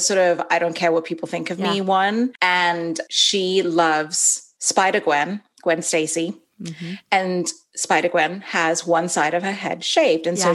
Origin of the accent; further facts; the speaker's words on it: Dubai, United Arab Emirates; moved away as an adult; also born or lived in Los Angeles, California / Evanston, Illinois; now in Raleigh, United States; I grew up in Dubai in the Middle East, and I went to an English school